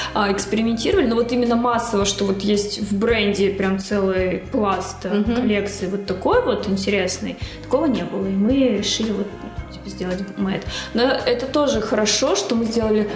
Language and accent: Russian; Magadan, Magadan Oblast, Russia; now in Saint Petersburg, Russia; я из Магадана